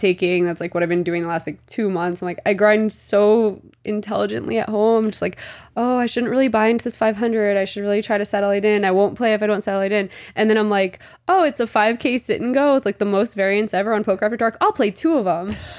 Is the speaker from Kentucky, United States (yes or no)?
no; New Jersey, United States; also born or lived in Mexico; I'm from New Jersey